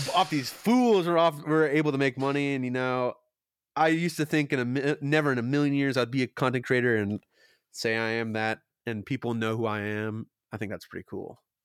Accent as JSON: {"language": "English", "region": "Kentucky", "country": "United States", "tie": "born or raised there", "said": "I was born in Kentucky"}